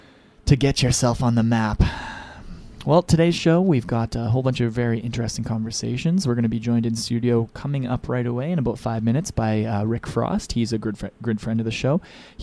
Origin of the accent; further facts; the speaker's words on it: Russell, Manitoba, Canada; my hometown of Russell, Manitoba.